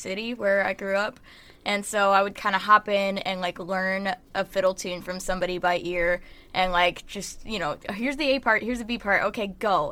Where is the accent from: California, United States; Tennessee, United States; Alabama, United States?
Tennessee, United States; Nashville; I grew up in Nashville. I was born there